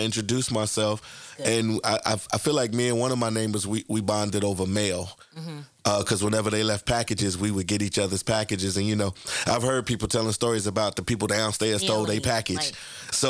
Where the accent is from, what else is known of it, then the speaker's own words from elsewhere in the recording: Chicago, Illinois, United States; being a young Black woman from the west side of Chicago. I know what North Lawndale was like growing up for me.